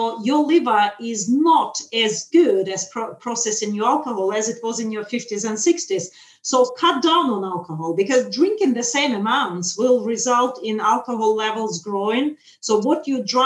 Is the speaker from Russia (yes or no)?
yes; Russia; moved away; I'm originally from Russia